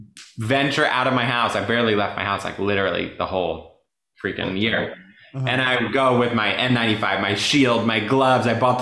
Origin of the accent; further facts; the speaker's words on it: Deer Park, New York, United States; born there; So I was born in Long Island